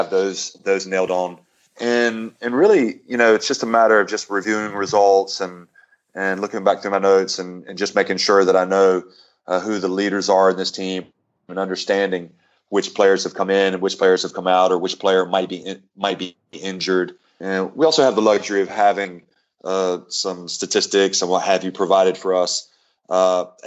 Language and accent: English; North Carolina, United States; I really enjoyed growing up in North Carolina